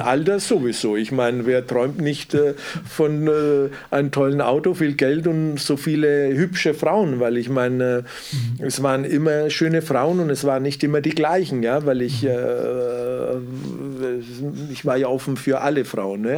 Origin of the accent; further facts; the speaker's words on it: Southern Italy, Italy; also born or lived in Wendelstein; now in Germany; ich komme ja aus Süditalien